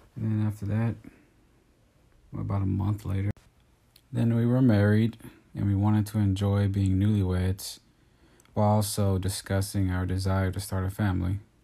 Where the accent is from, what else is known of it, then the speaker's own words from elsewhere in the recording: Texas, United States; moved away as an adult; now in California, United States; I'm from Texas.